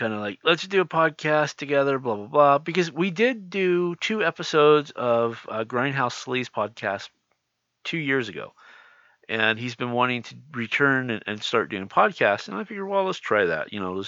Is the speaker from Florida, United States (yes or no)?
no; California, United States; I'm from California